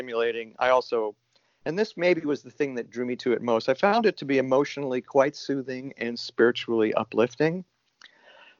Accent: New York, United States; now in Hood River, United States; I'm originally from New York, New York, but I've been an Oregon resident for a long time. I moved to Hood River in 1988

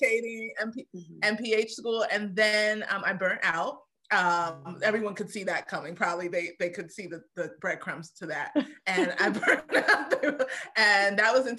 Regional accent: New York City, New York, United States; I grew up in Brooklyn

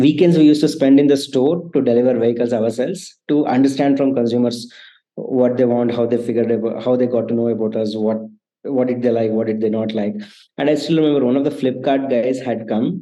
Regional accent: Hassan, Karnataka, India; moved away as an adult; also born or lived in Bangalore; I come from the city called Hassan, which is like 3 hours from Bangalore

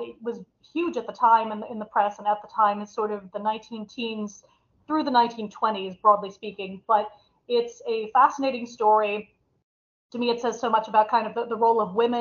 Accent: St. Louis, Missouri, United States; moved away as an adult; also born or lived in United Kingdom; now in Ireland; I'm originally from St. Louis, Missouri in the States.

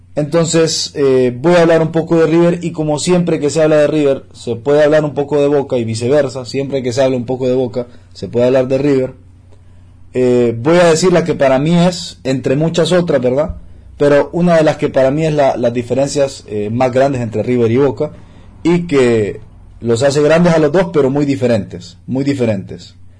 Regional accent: Honduras

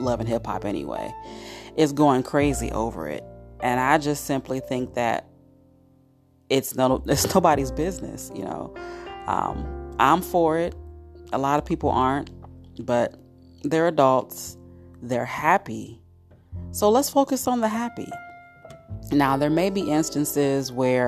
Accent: Cincinnati, Ohio, United States; my hometown of Cincinnati, Ohio

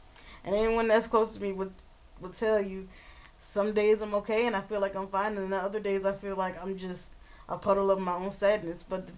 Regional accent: Philadelphia, Pennsylvania, United States; Well, I actually live outside of Philly, so Delaware County.

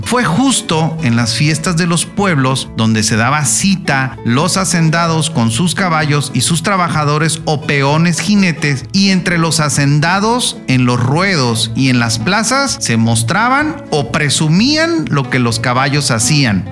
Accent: Mexico; aquello que nos identifica como mexicanos en nuestro propio país y en el extranjero

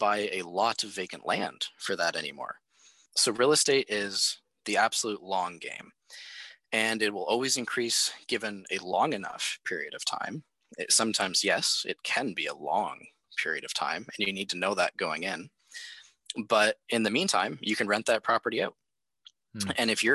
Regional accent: near the Bruce Power nuclear site, Ontario, Canada; we have the Bruce Power Nuclear Center very close to my hometown

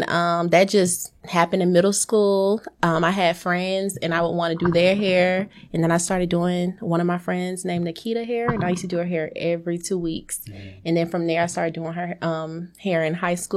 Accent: Hollywood, Florida, United States; now in Stockbridge, United States; I'm from Hollywood, Florida

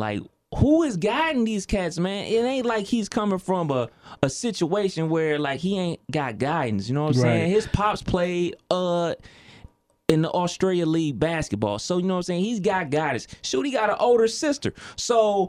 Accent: Cleveland, Ohio, United States; my hometown is Cleveland, Ohio

